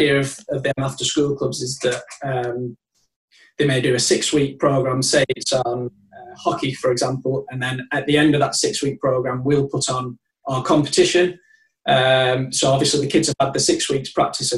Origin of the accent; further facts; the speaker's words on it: Longridge, North West England, United Kingdom; also born or lived in Loughborough / Rossendale; I'm from Lancashire. I'm from Longridge near Preston